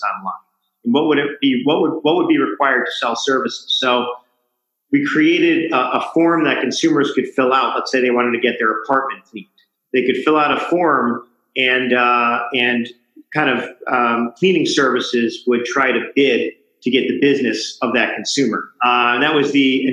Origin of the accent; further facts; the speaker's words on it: Binghamton, New York, United States; moved away; also born or lived in Ithaca, New York / California; I grew up in Binghamton, New York